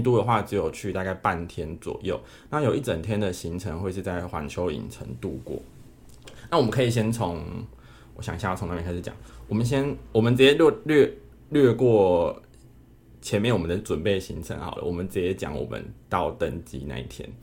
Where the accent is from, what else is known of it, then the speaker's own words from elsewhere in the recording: Taiwan; 你们从台湾来，我说对